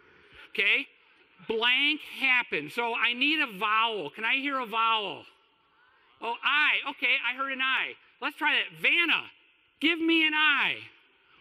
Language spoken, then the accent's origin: English; Kalamazoo, Michigan, United States; moved away as an adult; also born or lived in Houston, Texas; I moved from Kalamazoo to Houston, Texas, which means I moved out of my home and away from my mom